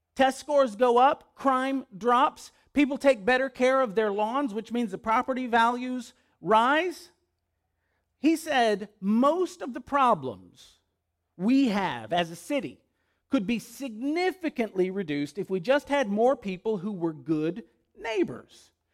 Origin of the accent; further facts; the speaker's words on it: West Monroe, Louisiana, United States; moved away; The very first neighborhood I lived in was in West Monroe, Louisiana.